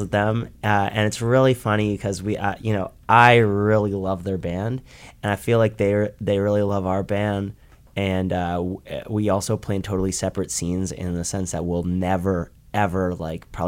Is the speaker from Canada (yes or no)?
yes; Toronto, Ontario, Canada; We're from Toronto.